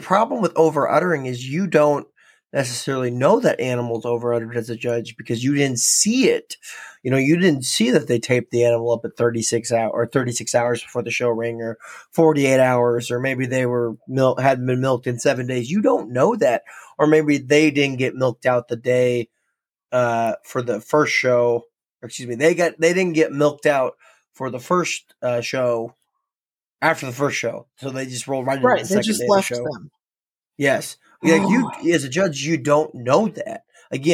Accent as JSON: {"language": "English", "region": "North Dakota", "country": "United States", "accent": "North Dakota", "said": "my North Dakota accent"}